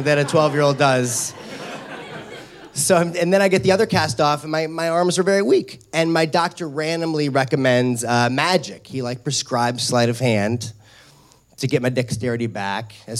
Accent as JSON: {"language": "English", "town": "St. Louis", "region": "Missouri", "country": "United States", "tie": "born or raised there", "said": "When I was 12 years old, I grew up in St. Louis, Missouri."}